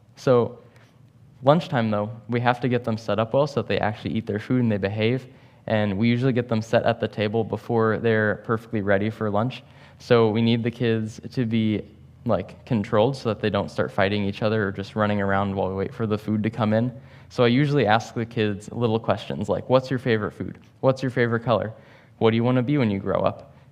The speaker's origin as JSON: {"language": "English", "town": "St. Louis", "region": "Missouri", "country": "United States", "moved": "yes", "said": "I'm from Saint Louis"}